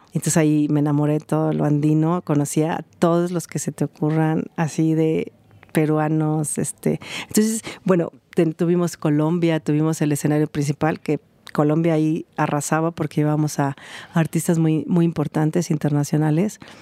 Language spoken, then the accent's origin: Spanish; Mexico; moved away as an adult; also born or lived in London / France / Miami; Soy mexicana y he vivido 20 años en Europa de aquel lado.